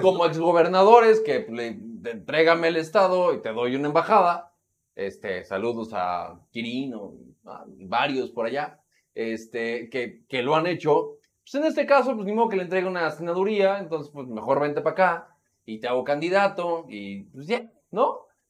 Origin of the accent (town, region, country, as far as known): Mexico